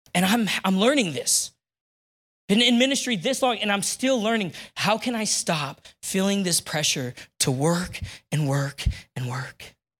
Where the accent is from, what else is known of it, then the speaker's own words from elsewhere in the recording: Neoga, Illinois, United States; now in Decatur, United States; I grew up in Neoga, Illinois